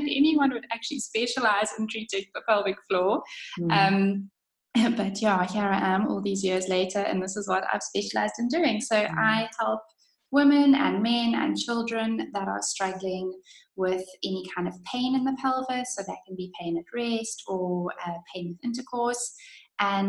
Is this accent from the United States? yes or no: no; South Africa; moved away as an adult; also born or lived in London, United Kingdom; I am obviously originally from South Africa and studied physio here before moving to London